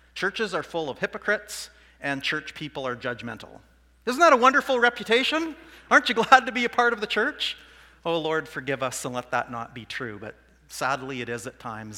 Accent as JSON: {"language": "English", "town": "Saskatoon", "region": "Saskatchewan", "country": "Canada", "said": "I'm not from Swift Current, I'm from Saskatoon."}